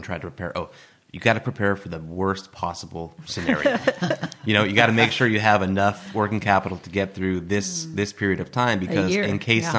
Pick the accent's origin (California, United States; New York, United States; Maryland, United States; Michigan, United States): California, United States; Los Angeles; moved away as an adult; also born or lived in Las Vegas; now in Santa Ynez Valley, United States; Born and raised in LA, San Fernando Valley